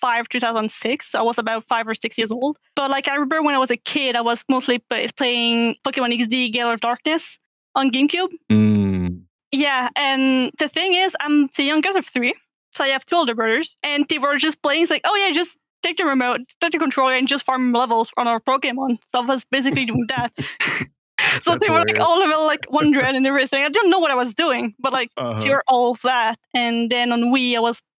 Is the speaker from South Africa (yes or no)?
no; Quebec, Canada; accent: French; first language French; English is a second language; I'm from Quebec, Canada.